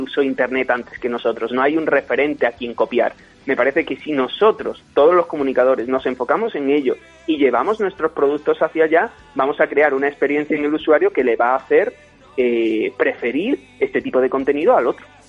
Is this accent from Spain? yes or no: yes; Torremolinos, Andalusia, Spain; yo soy andaluz y allí tenemos muchísima tradición familiar. Cada fin de semana yo iba del pueblo a, digamos, mi ciudad y más establecida que era Torremolinos